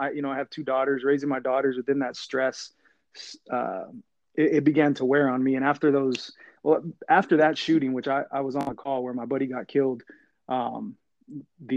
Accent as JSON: {"language": "English", "town": "Fresno", "region": "California", "country": "United States", "tie": "born or raised there", "said": "I grew up in Fresno, California."}